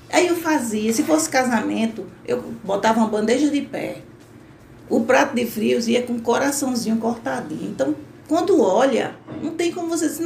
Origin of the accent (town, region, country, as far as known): Northeast Region, Brazil